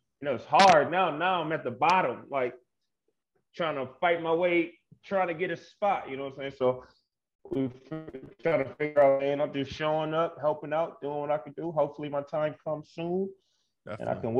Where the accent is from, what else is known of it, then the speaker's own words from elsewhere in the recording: Grand Rapids, Michigan, United States; Grand Rapids, my hometown.